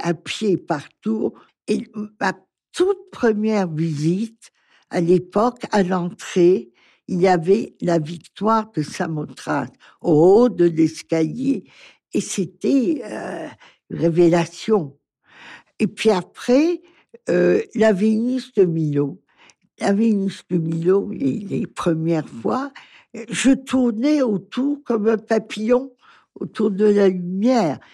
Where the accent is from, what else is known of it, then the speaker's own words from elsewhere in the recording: Lebanon; je suis libanaise, j'appartiens à leur communauté